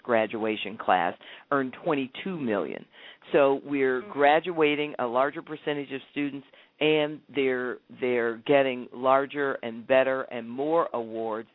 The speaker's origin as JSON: {"language": "English", "town": "Columbus", "region": "Ohio", "country": "United States", "tie": "born or raised there", "said": "When I grew up in Columbus. I have the distinction of growing up in a city that has also allowed me to become superintendent of Columbus"}